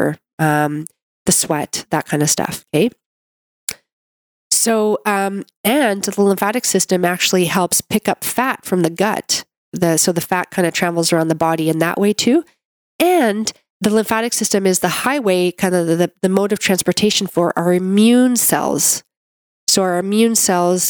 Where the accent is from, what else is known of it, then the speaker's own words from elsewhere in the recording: Canada; I'm a Canadian medical doctor